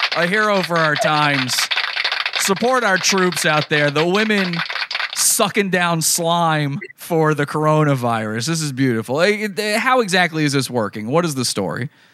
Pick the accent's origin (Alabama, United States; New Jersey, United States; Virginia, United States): Virginia, United States; my, my home state of Virginia